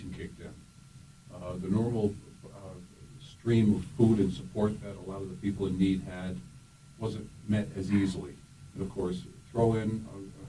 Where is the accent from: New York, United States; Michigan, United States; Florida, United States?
New York, United States; Rotterdam; I grew up in Rotterdam, Schenectady County